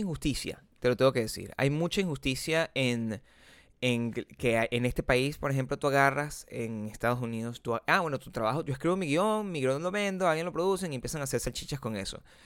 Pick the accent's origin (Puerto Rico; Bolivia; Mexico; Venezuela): Venezuela; moved away; venezolanos como nosotros